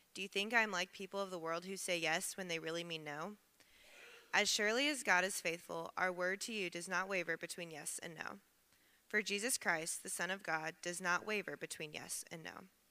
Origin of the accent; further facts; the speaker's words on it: Evansville, Indiana, United States; moved away as an adult; I'm originally from Evansville, Indiana, so about three hours southwest